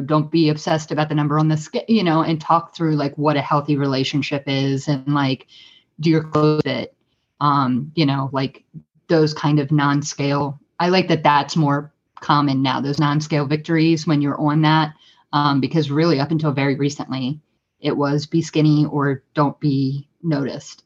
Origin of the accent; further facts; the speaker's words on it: United States; as an American woman